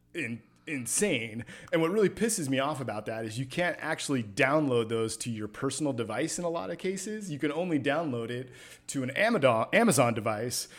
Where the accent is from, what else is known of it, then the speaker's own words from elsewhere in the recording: California, United States; Somewhere in California.